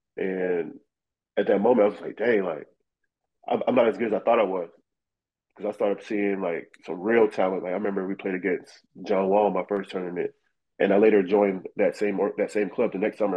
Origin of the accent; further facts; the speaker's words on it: Raleigh, North Carolina, United States; it's a capital of North Carolina, but it's not a real city. Right. You know, you get a small town feel. So growing up around the neighborhood, everybody played basketball just in the street.